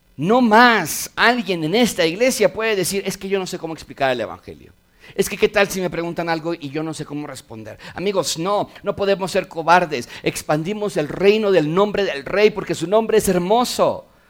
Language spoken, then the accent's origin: Spanish; Mexico; ser mexicanos